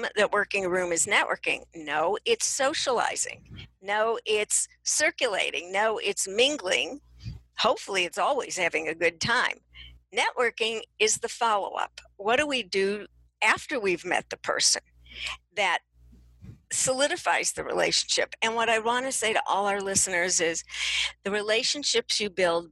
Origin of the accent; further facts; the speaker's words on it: Chicago, Illinois, United States; I'm from Chicago